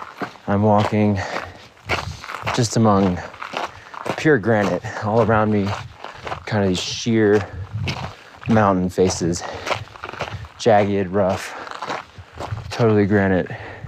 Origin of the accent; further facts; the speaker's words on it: San Antonio, Texas, United States; also born or lived in Dallas, Texas; I said I was from San Antonio